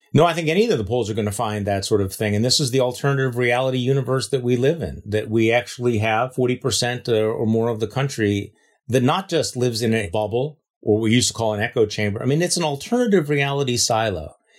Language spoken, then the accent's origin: English; Wisconsin, United States; My home state